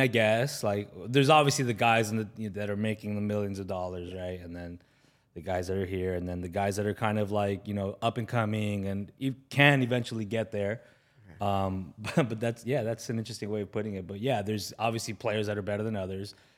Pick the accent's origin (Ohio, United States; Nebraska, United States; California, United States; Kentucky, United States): California, United States; Los Angeles; I grew up in the San Fernando Valley, which is, you know, behind these, these mountains here